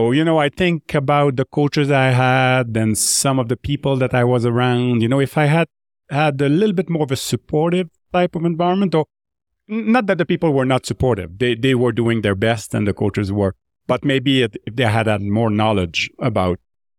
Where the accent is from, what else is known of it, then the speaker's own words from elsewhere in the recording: Drummondville, Quebec, Canada; accent: French; first language French; English is a second language; I grew up in Drummondville in Quebec. So you notice the French accent a little bit. I grew up, speaking French, and I grew up as I play hockey, ice hockey in Quebec